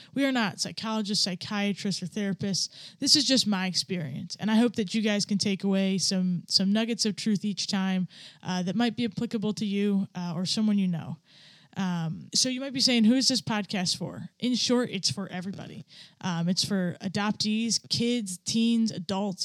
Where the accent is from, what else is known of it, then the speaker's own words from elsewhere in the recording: upstate New York, United States; also born or lived in Bangkok, Thailand / Ohio / Utah / Virginia; I grew up my childhood here in upstate New York